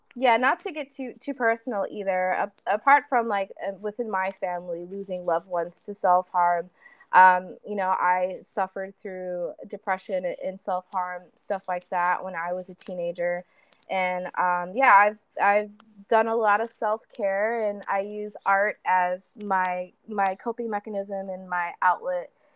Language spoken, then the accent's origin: English; Chicago, Illinois, United States; I'm from Chicago